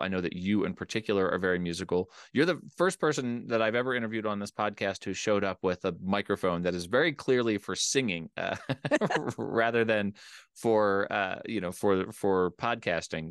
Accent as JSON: {"language": "English", "area": "Delaware County", "region": "Pennsylvania", "country": "United States", "tie": "born or raised there", "said": "It's where I grew up. I grew up in Delco."}